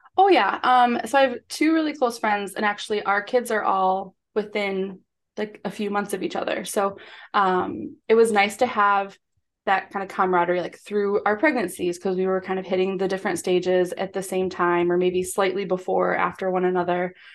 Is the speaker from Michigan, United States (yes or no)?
yes; Michigan, United States; now in Chicago, United States; We're from Michigan